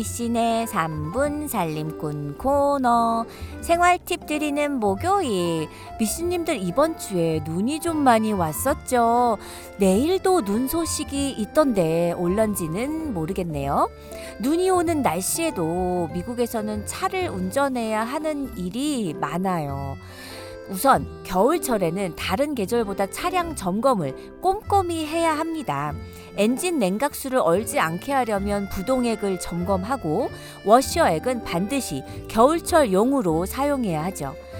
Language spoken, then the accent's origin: Korean; South Korea; now in United States; 저도 한국인이니까